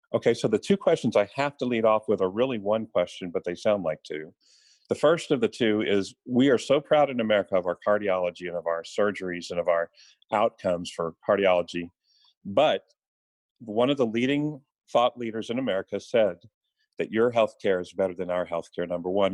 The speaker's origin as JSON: {"language": "English", "town": "Houston", "region": "Texas", "country": "United States", "said": "I'm from Houston, so DeBakey and Cooley are sort of uh, religious icons in this town."}